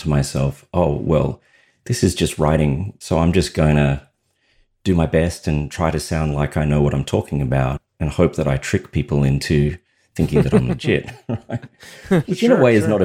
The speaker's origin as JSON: {"language": "English", "country": "Australia", "said": "You may have detected that I have an accent. I'm Australian"}